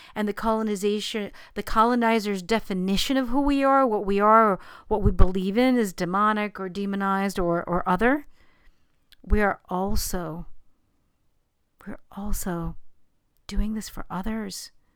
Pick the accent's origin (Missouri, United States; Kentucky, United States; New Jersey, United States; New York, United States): New York, United States; New York City; I didn't grow up in Long Island, I grew up in Queens